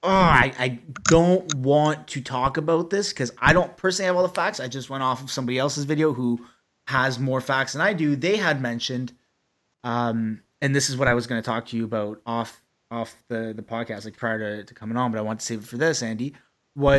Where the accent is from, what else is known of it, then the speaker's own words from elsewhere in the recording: Ottawa, Ontario, Canada; we're childhood friends from Ottawa